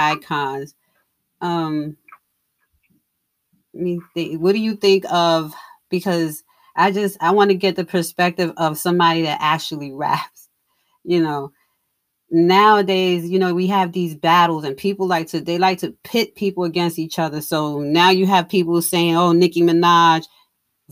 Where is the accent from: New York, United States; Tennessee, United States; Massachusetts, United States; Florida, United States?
New York, United States; now in Cary, United States; I'm in North Carolina now. I'm in Cary, North Carolina, but I'm originally from New York.